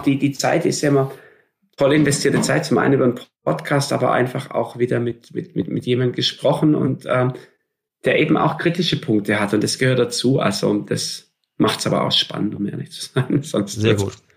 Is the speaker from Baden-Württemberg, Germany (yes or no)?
yes; Stuttgart, Baden-Württemberg, Germany; ich bin gebürtiger Stuttgarter im Schwabenland auf dem mhm. Land.